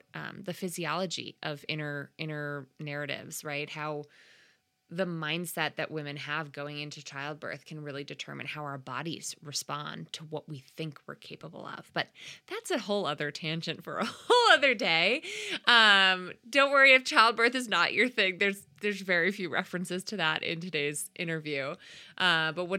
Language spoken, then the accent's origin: English; Connecticut, United States; my home state of Connecticut